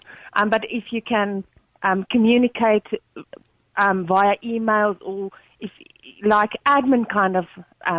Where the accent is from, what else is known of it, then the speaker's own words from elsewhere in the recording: South Africa; now in Ireland; I'm from South Africa.